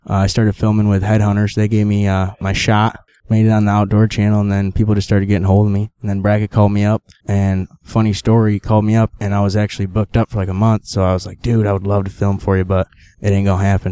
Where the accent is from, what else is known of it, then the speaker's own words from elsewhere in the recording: Sherburne, New York, United States; I am from New York, Sherburne, New York, to be exact.